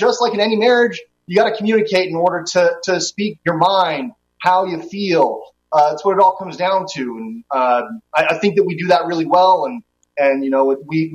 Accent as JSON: {"language": "English", "town": "Las Vegas", "region": "Nevada", "country": "United States", "said": "I'm from Las Vegas."}